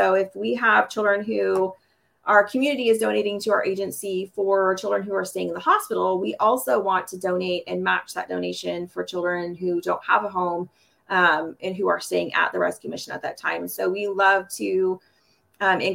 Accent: Topeka, Kansas, United States; also born or lived in Wisconsin / Montana / California; from Topeka, Kansas. I've been a Kansas girl most of my life, but Topeka is home, but we've also lived in Wisconsin, Montana, and California

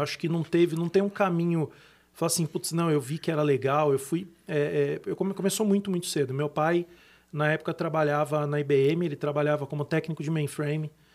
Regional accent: Brazil; Como brasileiro, a gente acaba tendo que se virar bastante aqui

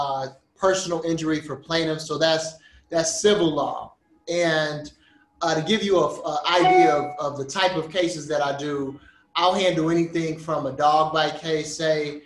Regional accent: Chicago, Illinois, United States; also born or lived in Los Angeles, California; I'm from Chicago. I'm a Chicago native, man. I grew up on the south side of Chicago, the far south side of Chicago

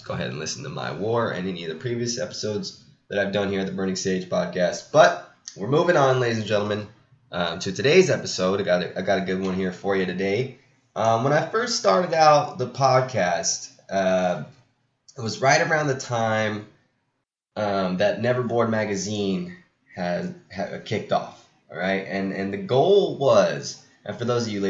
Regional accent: Pacific Grove, California, United States; my hometown, Monterey, California, and, well, my hometown's Pacific Grove

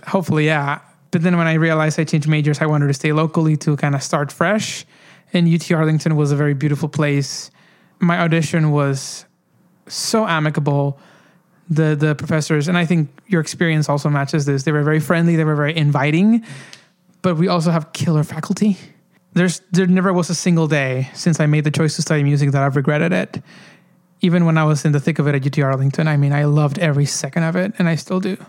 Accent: Honduras; moved away; growing up in Honduras

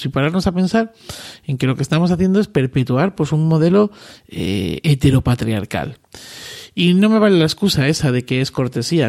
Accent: Cáceres, Extremadura, Spain; yo que soy de Cáceres, estoy más cerca del Atlántico

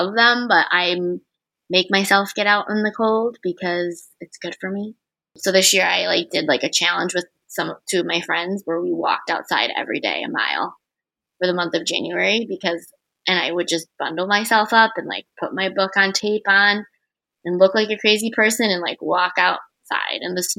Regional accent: Rochester, New York, United States; also born or lived in Jeju Island, South Korea; now in New England, United States; I grew up in Rochester, New York

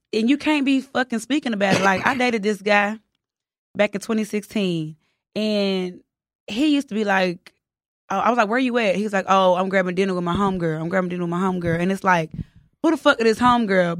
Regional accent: the South, United States; accent: country; also born or lived in Houston; I'm from the South

